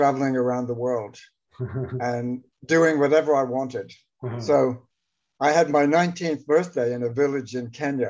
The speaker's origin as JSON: {"language": "English", "town": "Atlanta", "region": "Georgia", "country": "United States", "tie": "born or raised there", "said": "I grew up in Atlanta, Georgia"}